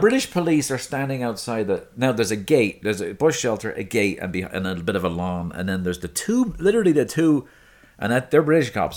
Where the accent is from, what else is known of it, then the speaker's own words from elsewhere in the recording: Dublin, Leinster, Ireland; now in United States; Balls Bridge, near where I grew up